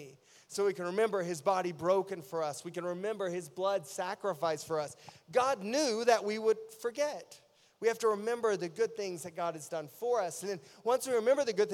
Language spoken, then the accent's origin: English; East Tennessee, United States; I grew up in East Tennessee